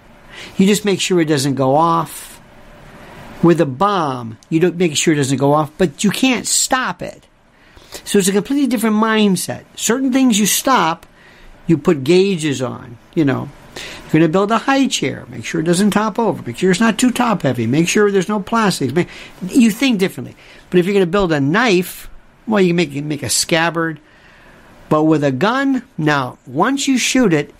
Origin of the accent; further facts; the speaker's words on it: Florida, United States; I'm from Florida. We had orange juice